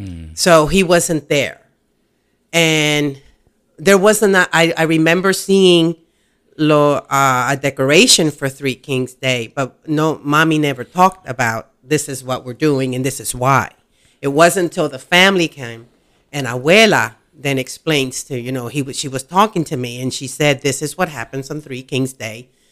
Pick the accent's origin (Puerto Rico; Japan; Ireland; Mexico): Puerto Rico; also born or lived in Lancaster, United States; I was born actually in Lancaster. And we moved back to Puerto Rico this is the story mom and dad are telling me.